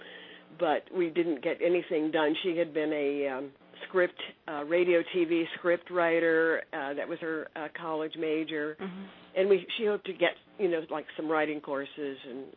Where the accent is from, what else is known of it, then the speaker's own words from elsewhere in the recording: Ohio, United States; moved away as an adult; also born or lived in New York City; I grew up in Ohio, the Midwest, and went to college there.